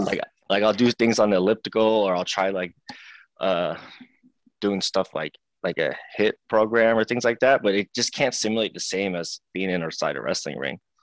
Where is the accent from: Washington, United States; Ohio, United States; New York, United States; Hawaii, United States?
Washington, United States; Seattle; I was born and raised in here in Seattle, Washington. So I've been here my yeah. whole life